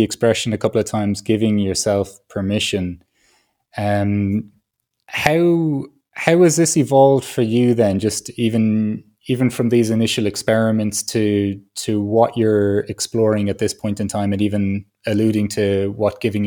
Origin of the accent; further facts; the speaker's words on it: Ireland; I grew up in Ireland